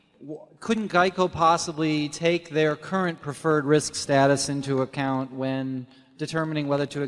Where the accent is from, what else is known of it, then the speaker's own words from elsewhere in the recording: Parkton, Maryland, United States; I'm from Parkton, Maryland.